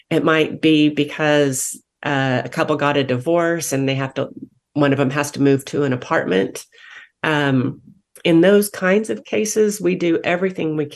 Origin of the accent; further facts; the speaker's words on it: Wichita, Kansas, United States; moved away as an adult; now in Wake County, United States; I came from Wichita, Kansas. I was born and raised, born and raised there.